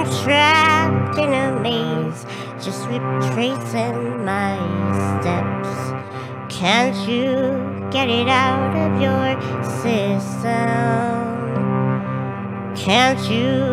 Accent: Duluth, Minnesota, United States; I am from Duluth, Minnesota

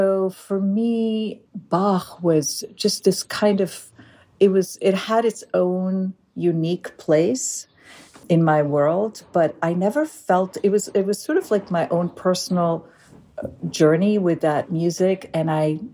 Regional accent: Galilee, Northern District, Israel; I grew up in Israel, in the northern part of Israel, in the Galilee

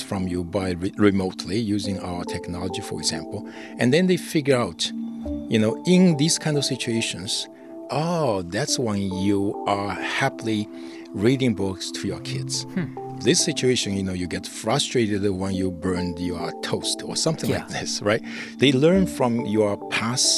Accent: China; I grew up in China

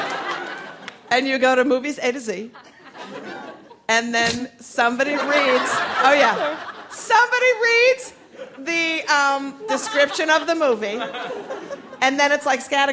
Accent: Minnesota, United States; now in New York, United States; I'm from Minnesota

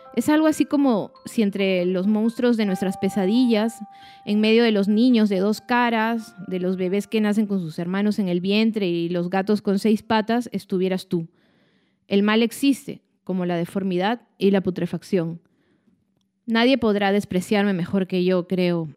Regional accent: Peru; soy peruana, soy escritora

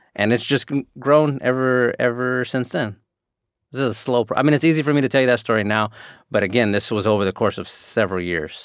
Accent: San Antonio, Texas, United States; also born or lived in Houston; where I grew up in San Antonio

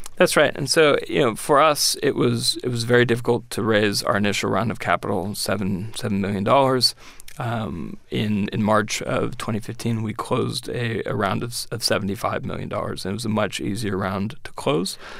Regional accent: San Francisco, California, United States; moved away as an adult; now in Washington, United States; I grew up in San Francisco and I went to Berkeley

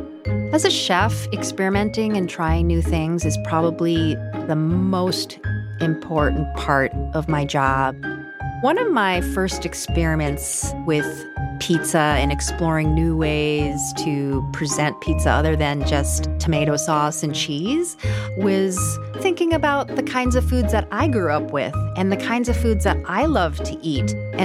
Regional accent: South Korea; born there; moved away; I was born in South Korea, and when we immigrated here with my family, it's something that was always present on our dinner table, lunch table, and even breakfast table.

